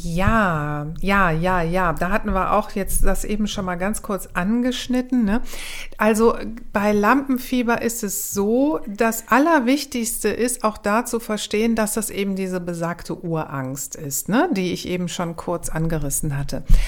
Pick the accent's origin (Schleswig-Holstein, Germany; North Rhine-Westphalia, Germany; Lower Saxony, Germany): North Rhine-Westphalia, Germany; Cologne; ich bin aus Köln